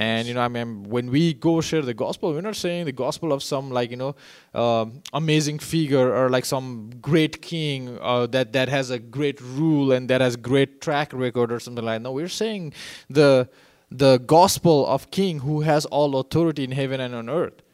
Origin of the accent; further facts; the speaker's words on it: Nepal; moved away; I grew up in Nepal